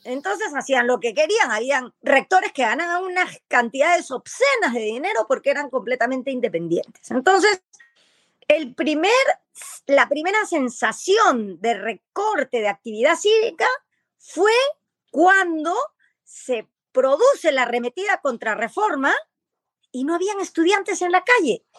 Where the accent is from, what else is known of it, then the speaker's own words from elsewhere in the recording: Peru; soy peruana